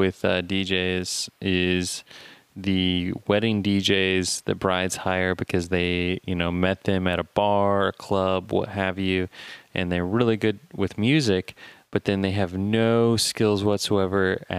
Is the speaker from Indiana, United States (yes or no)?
yes; Fort Wayne, Indiana, United States; I'm from Fort Wayne